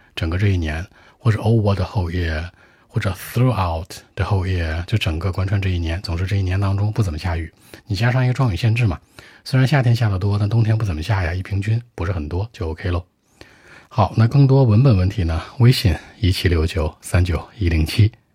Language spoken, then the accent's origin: Chinese; northern China, China; 我是一个土生土长的北方人，我在北方长大的